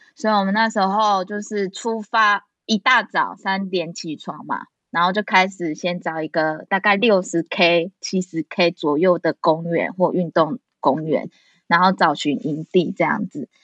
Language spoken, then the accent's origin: Chinese; Changhua County, Taiwan; now in Taichung, Taiwan; 我是彰化人